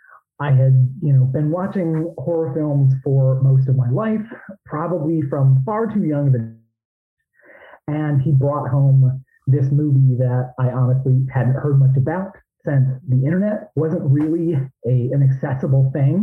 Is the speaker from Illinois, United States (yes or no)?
yes; Illinois, United States; moved away; I'm originally from Illinois. So I was living out there, southwest of Chicago